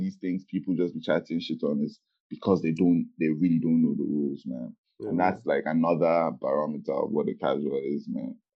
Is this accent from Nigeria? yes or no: yes; Nigeria; we're Nigerian